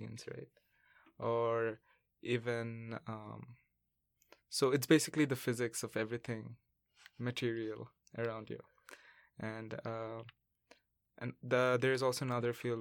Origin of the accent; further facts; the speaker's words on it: Bangladesh; moved away as an adult; now in Vancouver, Canada; I come from Bangladesh, and I'm studying in UBC